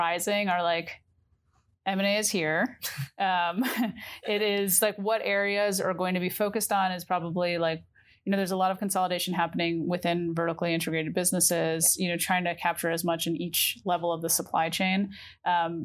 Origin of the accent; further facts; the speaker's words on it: New York, United States; as a New Yorker